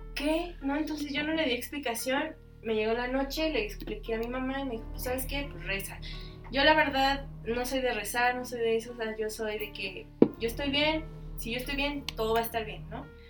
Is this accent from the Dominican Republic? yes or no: no; Mexico; nosotros los mexicanos